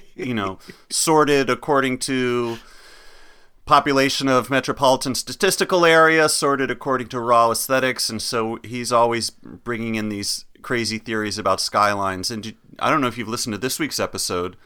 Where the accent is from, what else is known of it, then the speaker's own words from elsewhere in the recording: Chapel Hill, North Carolina, United States; growing up in Chapel Hill, North Carolina